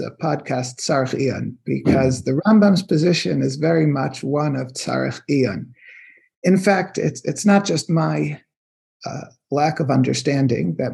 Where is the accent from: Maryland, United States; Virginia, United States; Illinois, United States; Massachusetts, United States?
Maryland, United States; Silver Spring; I'm from Silver Spring